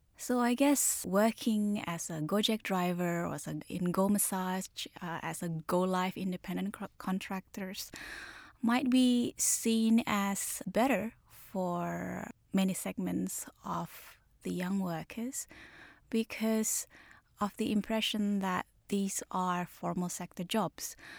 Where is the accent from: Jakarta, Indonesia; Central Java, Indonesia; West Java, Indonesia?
Jakarta, Indonesia; I grew up in Jakarta